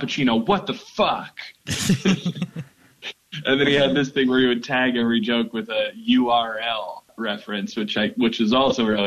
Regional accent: New Westminster, British Columbia, Canada; I grew up in New Westminster, British Columbia, west coast of Canada, about 30 minutes outside of Vancouver

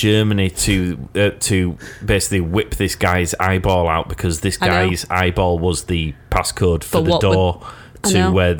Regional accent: United Kingdom; We're great, because we're British.

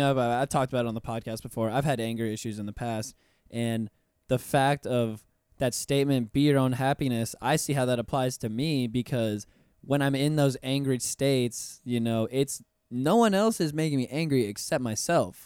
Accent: Puerto Rico; now in Orlando, United States; I'm puertorriqueño myself, so I'm, I'm also from the Caribbean

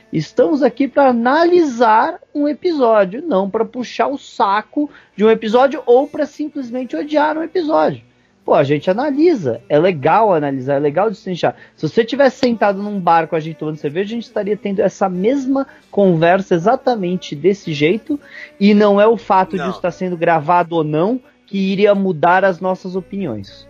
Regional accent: São Paulo, Brazil; eu sou paulistano, mas paulistano, velho, é muito fresco, velho.

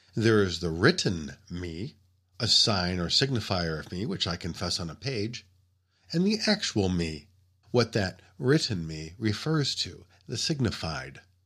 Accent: United States; as an American reader

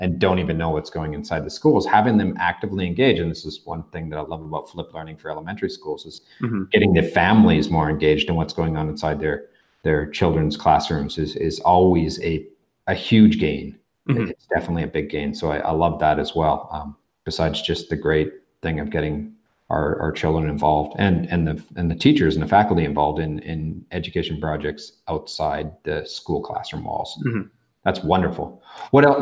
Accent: Canada; now in Mexico; I've got that benefit of being a Canadian that lives in Mexico

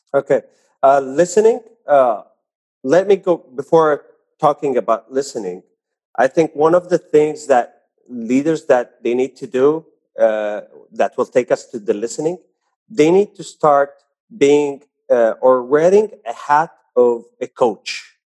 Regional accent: Saudi Arabia; also born or lived in Jeddah; I'm born and raised in Saudi Arabia

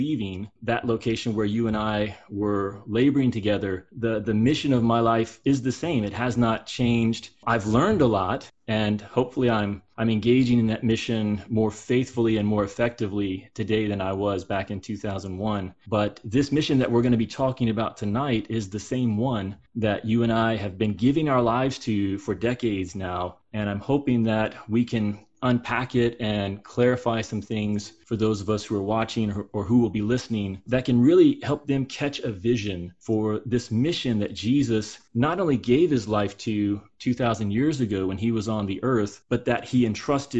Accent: the South, United States; I grew up in the South, in the Bible Belt

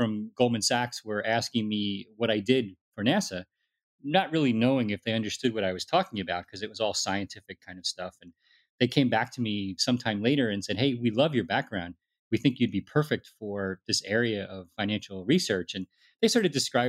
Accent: New York City, New York, United States; I was born in the Bronx and immigrant family from Italy and kind of typical, like middle class family trying to make it out to the suburbs

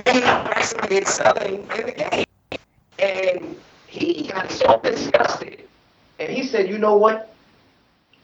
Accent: New York, United States; I'm from New York

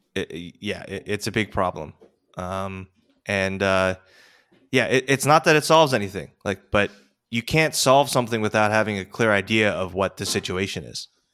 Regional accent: United States; as an American over here

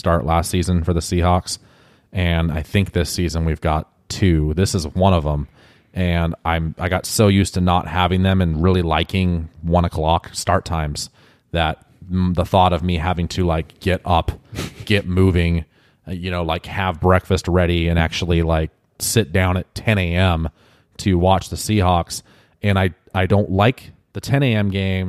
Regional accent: Wenatchee, Washington, United States; Yeah. Beautiful North Central Washington. No, it's not desert here. It's amazing.

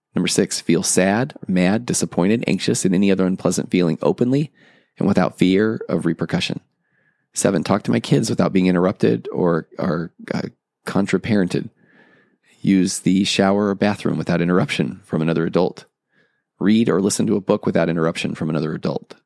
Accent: Tennessee, United States; moved away; I'm originally from Tennessee

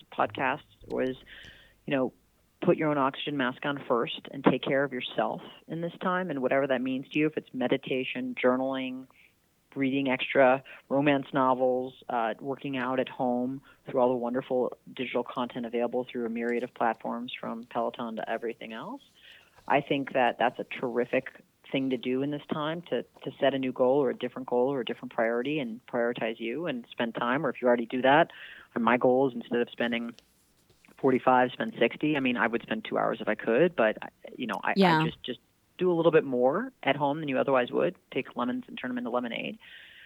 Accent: Illinois, United States; born or raised there

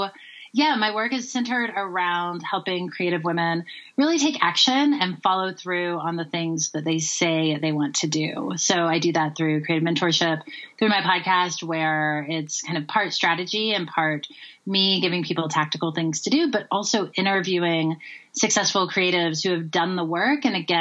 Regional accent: North Carolina, United States; moved away as an adult; also born or lived in Tennessee / San Francisco Bay Area; now in Colorado, United States; So I'm originally from the South. I grew up in North and South Carolina and Tennessee.

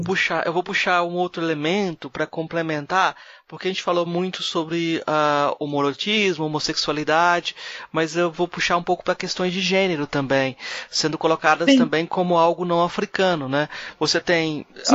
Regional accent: Brazil; como brasileiro

